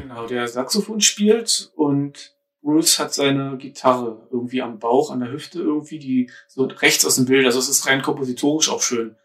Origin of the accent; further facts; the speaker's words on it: Berlin, Germany; ich bin ja Ur-Berliner, aber wohne jetzt in einem anderen Stadtteil, als äh, in dem ich groß geworden bin.